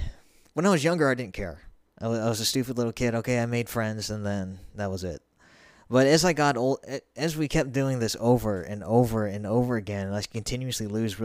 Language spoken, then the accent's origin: English; Montgomery, Alabama, United States; born there; also born or lived in Mountain Home, Idaho; a very long time ago in a state very far away, Alabama, to be specific, I was born in Montgomery. And then we moved roughly a week or two after that out to a mountain home in Idaho.